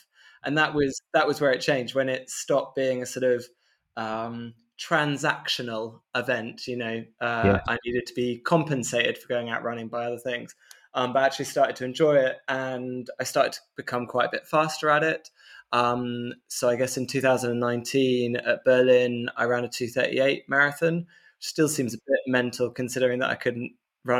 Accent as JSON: {"language": "English", "region": "London", "country": "United Kingdom", "also_born_or_lived": "Bristol", "moved": "as an adult", "lives_now": "North Italy, Italy", "said": "I'm from London in terms of geographical background. I now live in North Italy. Via Bristol"}